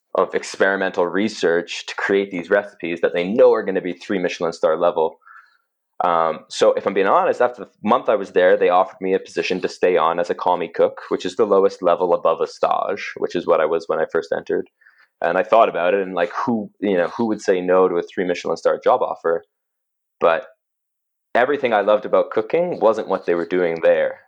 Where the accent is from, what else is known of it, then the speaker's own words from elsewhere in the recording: Cochrane, Alberta, Canada; also born or lived in England; when we moved from England to Cochrane when I was seven.